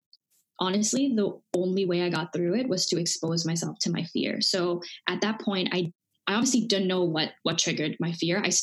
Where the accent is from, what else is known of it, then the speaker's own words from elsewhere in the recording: Dubai, United Arab Emirates; also born or lived in India; I grew up in Dubai, born in India, grew up in Dubai